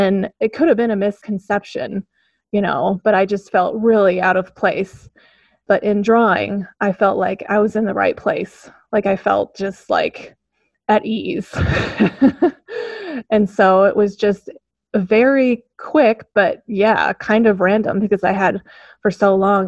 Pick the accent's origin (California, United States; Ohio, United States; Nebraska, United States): Nebraska, United States; Omaha; also born or lived in Oregon; I was born in Oregon. My mom's from the West Coast, but then I spent most of my upbringing around Omaha.